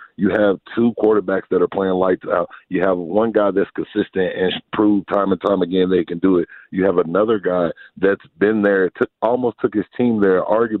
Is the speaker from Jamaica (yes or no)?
no; Dallas, Texas, United States; Yes, I'm from Dallas. I'm from the Dallas area